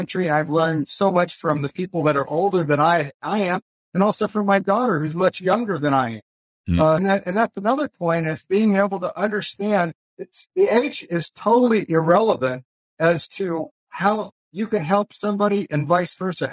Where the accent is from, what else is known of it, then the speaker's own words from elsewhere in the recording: Los Angeles, California, United States; also born or lived in Hayward, California; I actually grew up in Los Angeles